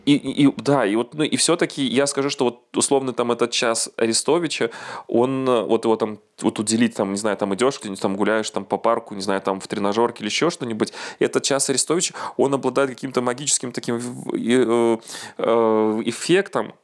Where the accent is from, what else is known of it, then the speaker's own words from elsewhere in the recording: Belarus; moved away as an adult; now in Gdańsk, Poland; я не украинец, а белорус